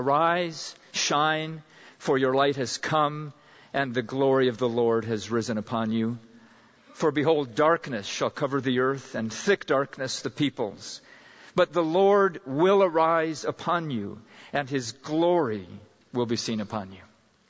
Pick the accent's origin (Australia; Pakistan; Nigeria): Pakistan; And I remember a time back in junior high school growing up in Pakistan, we went camping in the foothills of the Himalaya Mountains